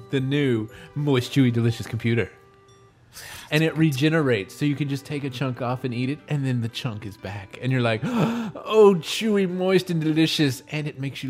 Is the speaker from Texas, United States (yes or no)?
no; Arkansas, United States; But I'm from Arkansas.